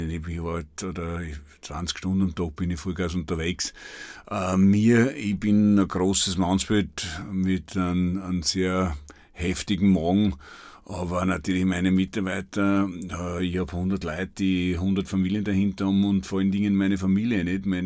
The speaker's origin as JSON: {"language": "German", "region": "Burgenland", "country": "Austria", "tie": "born or raised there", "said": "und ich bin ein Weltreisender, aber das Burgenland ist halt meine Heimat"}